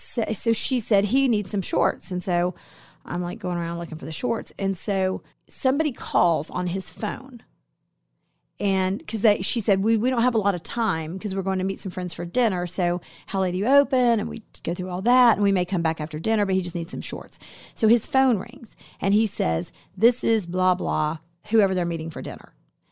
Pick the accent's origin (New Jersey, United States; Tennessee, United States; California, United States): New Jersey, United States; We grew up together in New Jersey.